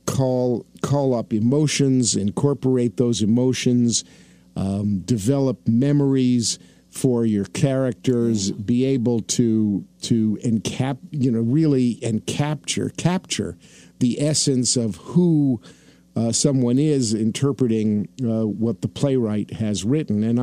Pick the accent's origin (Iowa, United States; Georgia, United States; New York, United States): New York, United States; New York City; I was born in Brooklyn, New York.